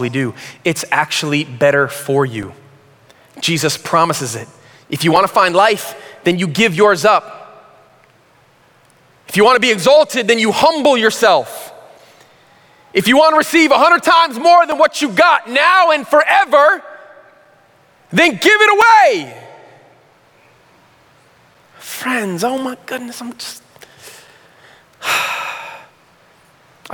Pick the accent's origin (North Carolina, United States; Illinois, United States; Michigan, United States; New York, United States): Michigan, United States; Flint; When I was in high school, I grew up in Flint.